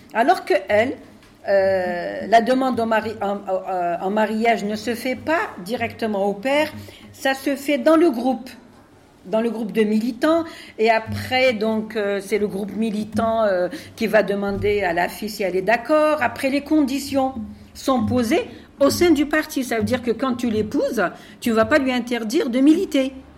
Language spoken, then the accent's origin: French; Algeria; now in France; je viens d'Algérie